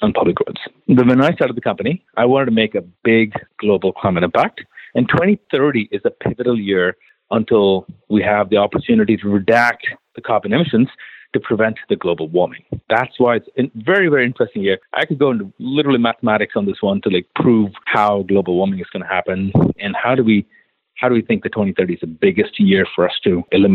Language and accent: English; Chennai, Tamil Nadu, India; now in United States; born and raised in India.